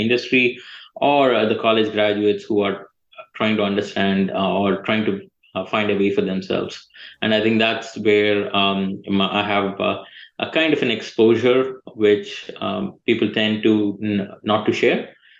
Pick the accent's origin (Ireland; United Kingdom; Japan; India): India; now in United States; I'm basically from India. But I lived in more than 5 different countries across the globe, and the US is my 5th country.